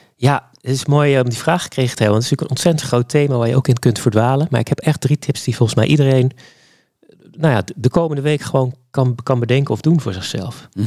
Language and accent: Dutch; Zeeland, Netherlands; ik kom uit Zeeland. Eh, opgegroeid met een vader